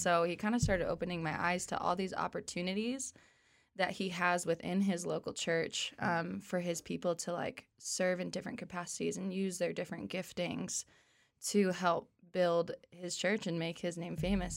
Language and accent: English; Arvada, Colorado, United States; also born or lived in Oklahoma; I grew up in Colorado. I'm from Arvada